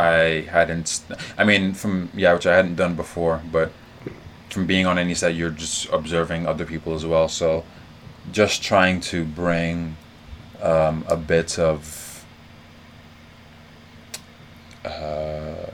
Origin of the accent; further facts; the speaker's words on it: Lagos, Nigeria; also born or lived in New York / London; now in Abuja, Nigeria; I grew up in Lagos